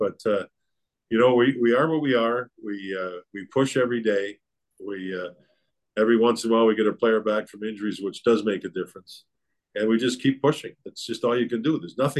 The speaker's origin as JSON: {"language": "English", "town": "Calgary", "region": "Alberta", "country": "Canada", "tie": "born or raised there", "said": "I was a big Roger Maris, big Yankee fan when I was a kid growing up in Calgary."}